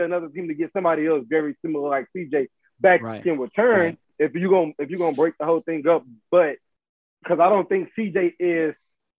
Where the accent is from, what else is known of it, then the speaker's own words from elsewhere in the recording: Houston, Texas, United States; I'm from Houston.